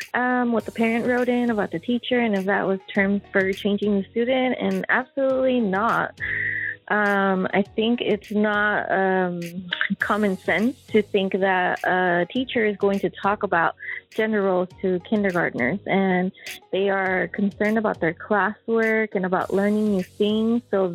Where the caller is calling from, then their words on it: San Diego, California, United States; I'm calling from San Diego.